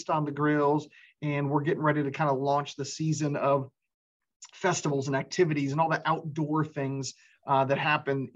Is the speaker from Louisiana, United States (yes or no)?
no; Florida, United States; moved away as an adult; now in Owensboro, United States; I was actually spent most of my life down in Florida. And I've been up here in Owensboro, Western Kentucky for a little over 11 years now